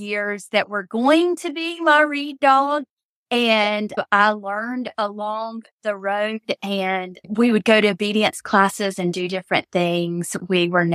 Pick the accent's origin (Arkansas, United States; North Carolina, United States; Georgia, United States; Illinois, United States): North Carolina, United States; I'm from North Carolina